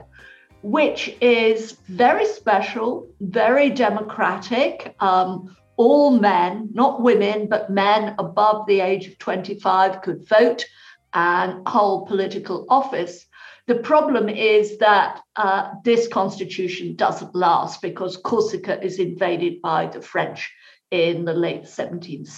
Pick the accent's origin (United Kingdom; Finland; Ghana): United Kingdom; moved away as an adult; now in United States; my accent will immediately announce I'm a Brit in origin.